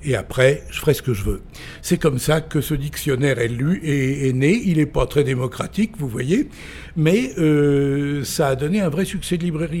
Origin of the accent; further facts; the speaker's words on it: Vézelay, Bourgogne-Franche-Comté, France; also born or lived in Saint-Révérien / Quebec; je suis revenu à Vézelay où j'ai fait 7 euh, ans d'études secondaires, euh, primaires puis secondaires